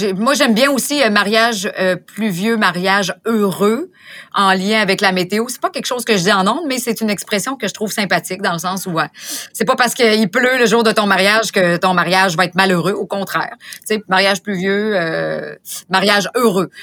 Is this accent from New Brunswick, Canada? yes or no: no; Beauce, Quebec, Canada; je suis native de la Beauce